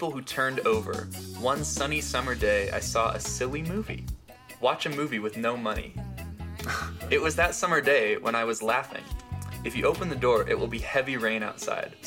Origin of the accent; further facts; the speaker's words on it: Gilbert, Arizona, United States; We're from Arizona, by the way, Gilbert, Arizona